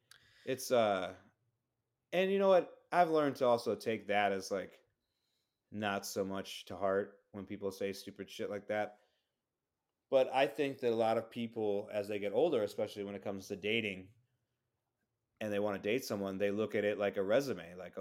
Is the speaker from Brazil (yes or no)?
yes; Brazil; I'm being from Brazil